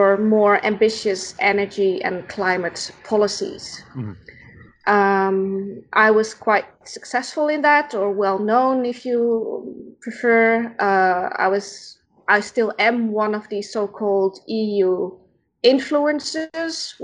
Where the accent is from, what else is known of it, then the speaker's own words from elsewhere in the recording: Netherlands; first language Dutch; English is a second language; moved away as an adult; now in Brussels, Belgium; I'm not a native English speaker. So if sometimes I'm looking for words, that's probably because my native language is Dutch, because I'm from the Netherlands originally.